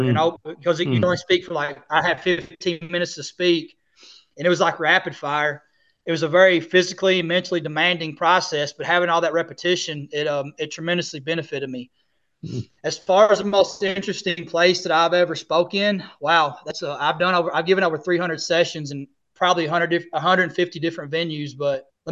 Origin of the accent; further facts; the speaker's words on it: Missouri, United States; moved away; I was living in Missouri, where Missouri is my home state